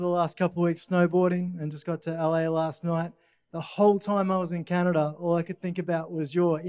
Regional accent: Brisbane, Queensland, Australia; I'm from Brisbane.

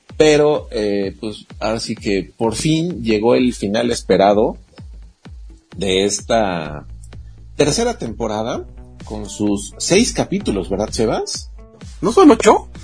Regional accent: Mexico; nosotros, que somos mexicanos

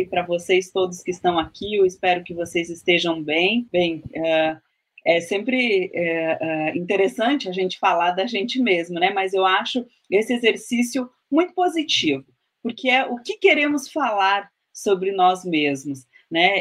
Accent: Guarita Indigenous Land, Rio Grande do Sul, Brazil; nasci no Guarita, mas a minha terra indígena de afeto é a terra indígena Serrinha

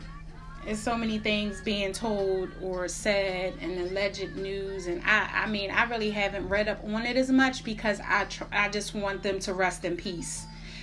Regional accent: Philadelphia, Pennsylvania, United States; I'm from Philly

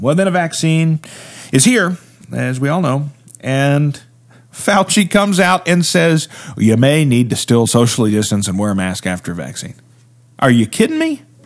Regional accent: Appalachia, United States; I'm from the Appalachian region.

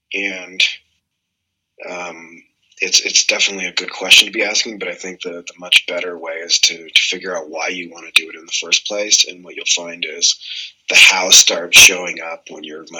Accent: Canada; Oh my God, we're having a Canadian fight. That's what we call this.

